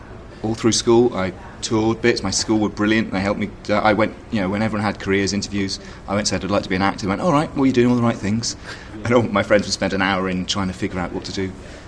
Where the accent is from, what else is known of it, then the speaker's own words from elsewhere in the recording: Bishop's Stortford, East of England, United Kingdom; also born or lived in Glasgow, United Kingdom; Well, I was born in Scotland. I was born in Glasgow. I left when I was about 8. Moved around and spent my teenage years in Bishop Stortford.